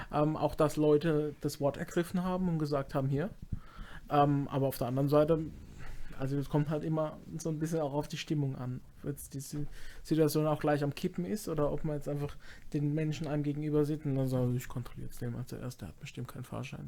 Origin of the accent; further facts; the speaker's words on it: Baden-Württemberg, Germany; Ich komme auch irgendwo aus Baden und nicht aus Hamburg